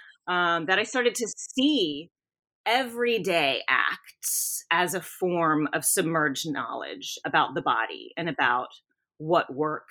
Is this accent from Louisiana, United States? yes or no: yes; South Louisiana, United States; moved away as an adult; now in Knoxville, United States; I'm from South Louisiana